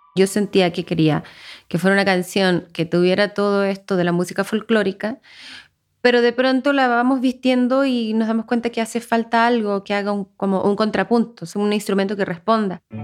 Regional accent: Viña del Mar, Valparaíso, Chile; moved away as an adult; now in Mexico; Nací en Viña del Mar

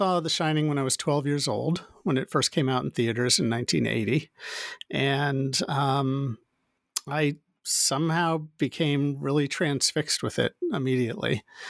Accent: Midwest, United States; moved away as an adult; now in California, United States; I grew up in the Midwest in the United States and came out to California to go to film school and worked in the film industry for several years before I ultimately moved up to the San Francisco Bay Area to work at Pixar back in 1994

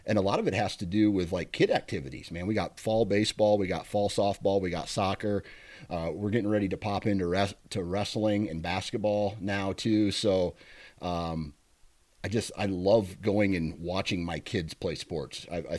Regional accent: Iowa, United States; I'll hunt Iowa, my home state.

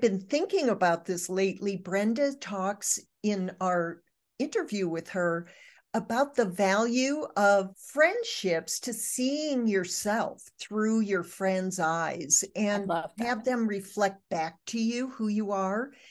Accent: Michigan, United States; moved away; I was raised in Michigan. I don't live in Michigan anymore, nor have I for 50 years

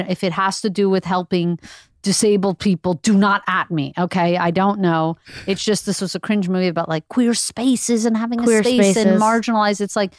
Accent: Montreal, Quebec, Canada; By the time we got to Montreal, we were conservative.

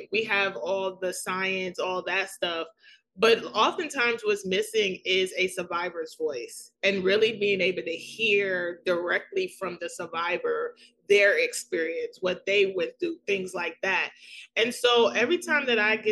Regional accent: New York City, New York, United States; accent: thick New York; I'm from New York City. I have the thick New York accent

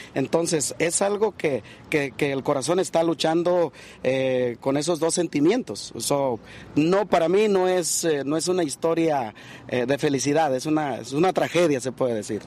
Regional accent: Michoacán, Mexico; Yo soy originario de Michoacán

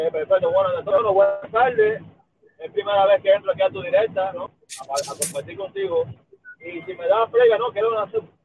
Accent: Cuba; no, es mala porque somos cubanos

